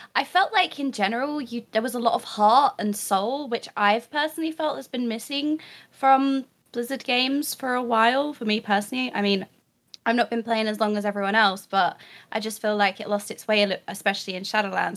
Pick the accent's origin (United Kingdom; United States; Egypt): United Kingdom; me being a Brit